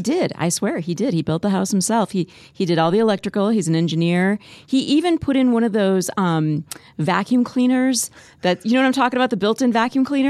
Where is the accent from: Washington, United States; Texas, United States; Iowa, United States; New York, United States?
Iowa, United States; Spirit Lake; moved away; also born or lived in Columbia, Missouri; I grew up in Spirit Lake, just a little town